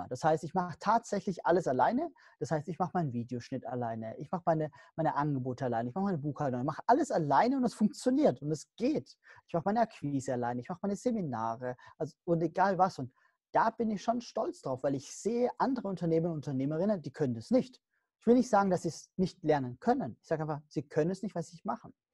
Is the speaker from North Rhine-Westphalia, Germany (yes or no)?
no; Stuttgart, Baden-Württemberg, Germany; born there; Nein, ich bin in Stuttgart geboren, dafür kann ich nichts. Ich bin definitiv kein Schwabe, auf keinen Fall.